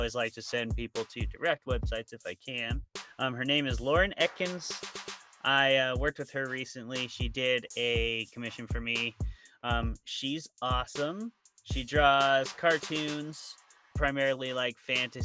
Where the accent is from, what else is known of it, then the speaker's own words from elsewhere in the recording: Washington, United States; I'm from Washington